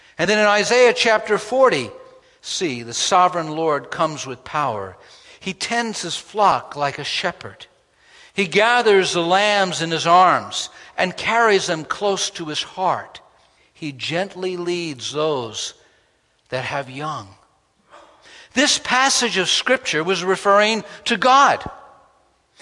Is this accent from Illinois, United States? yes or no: no; New York, United States; When I grew up in New York, I attended a grammar